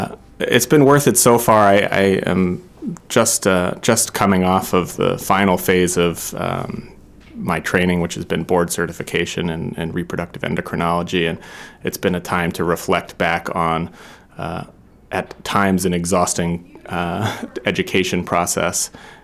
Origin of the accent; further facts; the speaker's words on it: New Hampshire, United States; My wife and I both grew up near the ocean, and it was a really important formative part of our childhoods